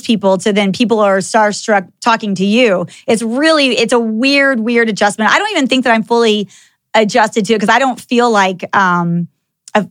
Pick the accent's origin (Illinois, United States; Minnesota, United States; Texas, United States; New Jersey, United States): Texas, United States; moved away as an adult; also born or lived in California; I actually grew up in Texas. I'm a Texan